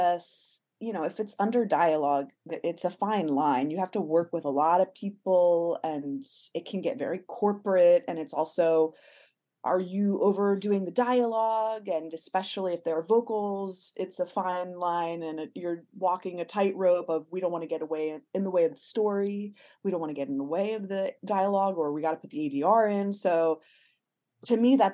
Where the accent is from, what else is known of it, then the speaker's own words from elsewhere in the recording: Miami, Florida, United States; moved away as an adult; also born or lived in Boston; now in Los Angeles, United States; I'm from Miami